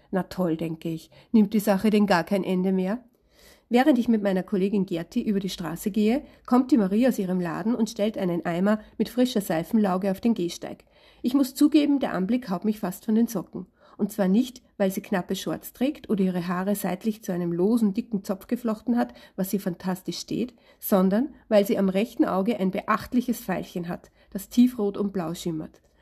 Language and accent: German; Vienna, Austria; Ich bin eine Wiener Autorin mit Hang zum Salzburger Land